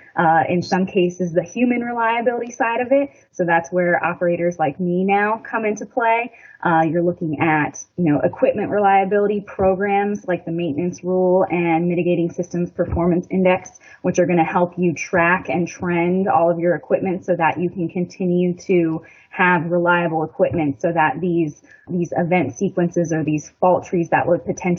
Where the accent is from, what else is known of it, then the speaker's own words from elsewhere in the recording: Florida, United States; moved away as an adult; also born or lived in South Carolina; now in Surry, United States; I grew up in Florida